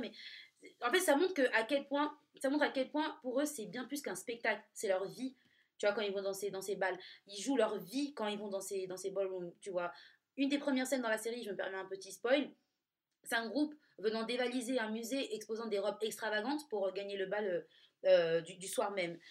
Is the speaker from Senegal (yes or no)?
no; Nice, Provence-Alpes-Côte d'Azur, France; je viens de Nice